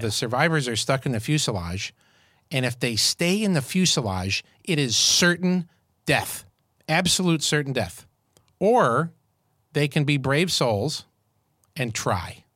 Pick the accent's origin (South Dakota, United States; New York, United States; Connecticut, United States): New York, United States; Syracuse; moved away; I grew up in Syracuse, New York